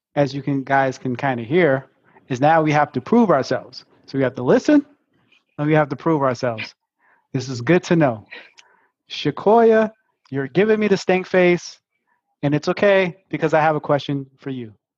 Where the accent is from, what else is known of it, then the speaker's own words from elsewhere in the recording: New York City, New York, United States; I'm from Brooklyn